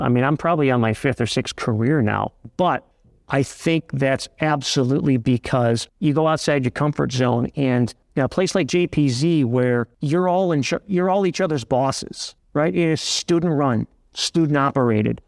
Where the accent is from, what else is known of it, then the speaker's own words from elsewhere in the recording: Cleveland, Ohio, United States; also born or lived in Niles, Ohio; my hometown. You know, my goal was to work in Cleveland